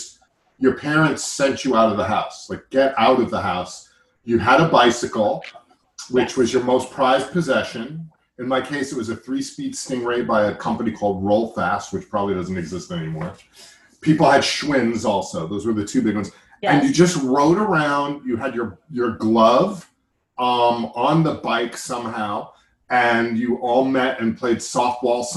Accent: Massapequa Park, New York, United States; I'm from Massapequa Park

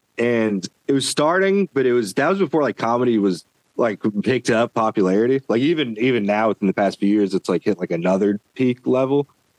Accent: Cleveland, Ohio, United States; moved away as an adult; also born or lived in Indiana; now in Louisville, United States; So I grew up in Cleveland, Ohio, and then moved to Indiana.

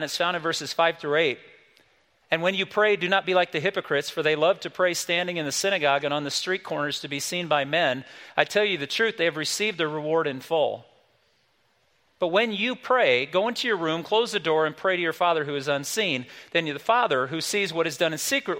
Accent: South Bend, Indiana, United States; the small little church I grew up in South Bend, Indiana, when we were kids

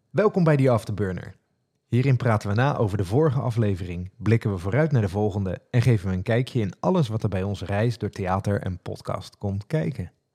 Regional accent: Rotterdam, South Holland, Netherlands; accent: Rotterdam; Maar ik ben en blijf toch echt een Rotterdammert. Dus als ik dan enthousiast wordt, dan hoor je dat mijn accent gewoon naar voren komt.

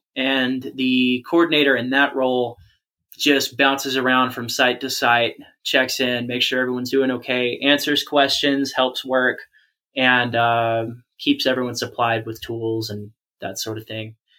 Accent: Georgia, United States; I'm from Georgia, which is just polar opposite culturally and also in regards to the climate.

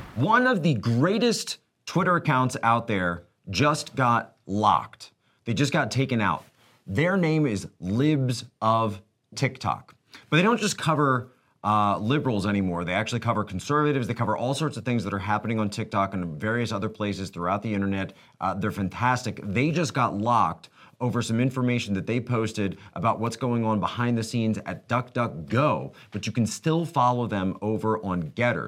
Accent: United States; we as American citizens

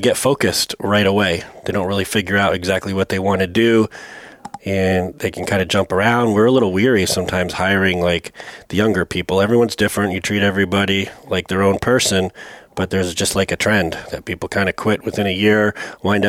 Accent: New England, United States; now in St. Petersburg, United States; I'm from New England originally

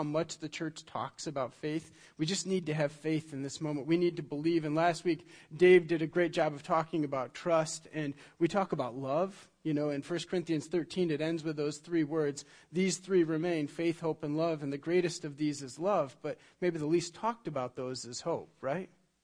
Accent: Michigan, United States; I'm from Michigan

